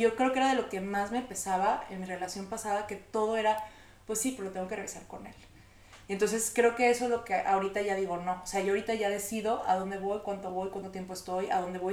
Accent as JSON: {"language": "Spanish", "country": "Mexico", "said": "todos somos mexicanos, latinos"}